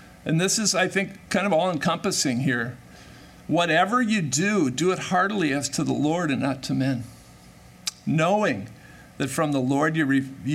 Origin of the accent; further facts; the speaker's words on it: Minnesota, United States; I'm born and raised in Minnesota